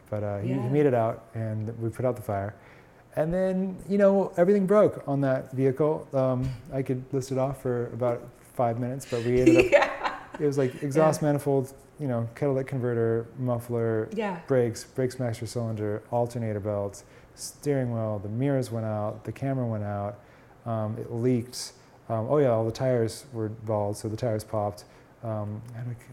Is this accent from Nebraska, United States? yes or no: no; Portland, Oregon, United States; my hometown of Portland, Oregon